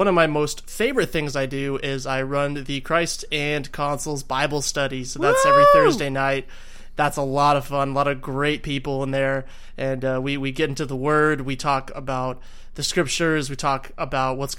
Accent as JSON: {"language": "English", "region": "Arizona", "country": "United States", "said": "I hail from Arizona"}